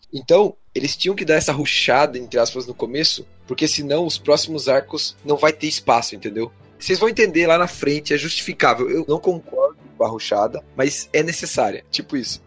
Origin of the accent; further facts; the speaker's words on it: Curitiba, Paraná, Brazil; eu sou de Curitiba, capital paranaense.